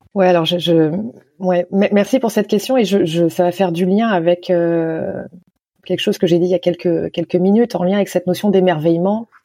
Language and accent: French; Nantes, Pays de la Loire, France; moved away; also born or lived in Canada; depuis mon retour en France, dans ma ville natale à Nantes, il y a cinq ans